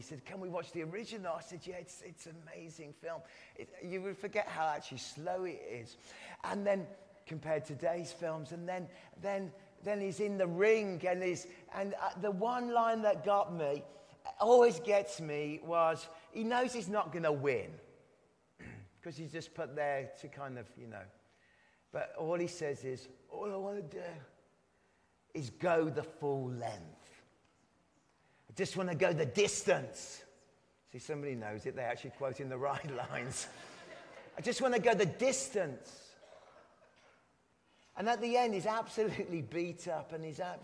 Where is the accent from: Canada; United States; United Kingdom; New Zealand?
United Kingdom; England; I'm English